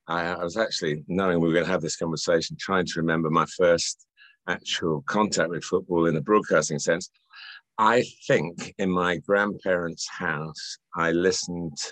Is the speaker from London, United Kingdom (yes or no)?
no; Chester, North West England, United Kingdom; born there; I was born in Chester, although I haven't lived in the Northwest much